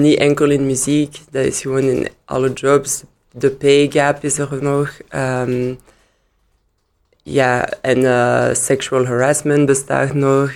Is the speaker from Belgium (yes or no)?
yes; Liège, Wallonia, Belgium; Dutch is a second language; ik ben in Luik geboren en in Luik kon ik gewoon Engels eerst leren